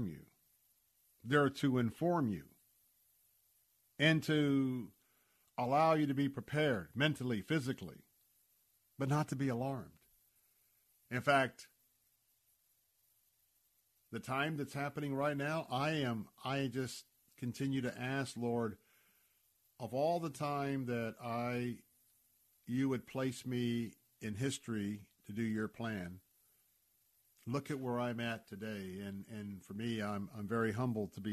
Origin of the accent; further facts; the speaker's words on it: Tampa, Florida, United States; when I was a youngster growing up in Tampa, Florida, everybody went to a church